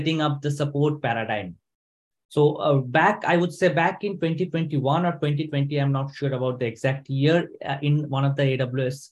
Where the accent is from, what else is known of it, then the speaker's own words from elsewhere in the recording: India; moved away as an adult; also born or lived in Sweden; now in Stockholm, Sweden; I am basically from India, but I have been living in Sweden for the last 5 years